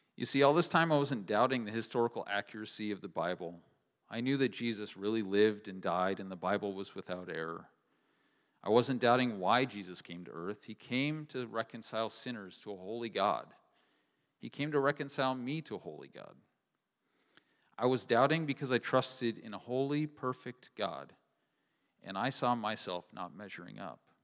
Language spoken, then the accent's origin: English; Kearney, Nebraska, United States; I grew up near Kearney, Nebraska, in a home that loved the Lord